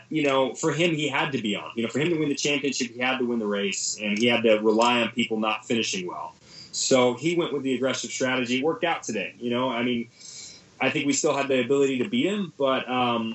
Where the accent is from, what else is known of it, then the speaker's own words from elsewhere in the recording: United States; being an American